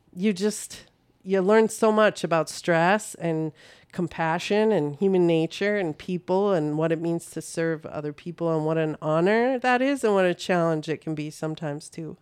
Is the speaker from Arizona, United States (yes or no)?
no; North Dakota, United States; moved away as an adult; now in Saint Cloud, United States; I am from North Dakota originally, but I live in Saint Cloud for the last twenty-four years.